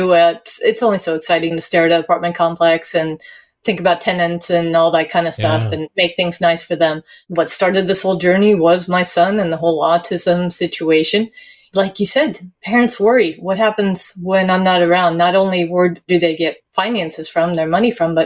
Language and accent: English; Sweden; moved away; I'm an immigrant as well. I immigrated from Sweden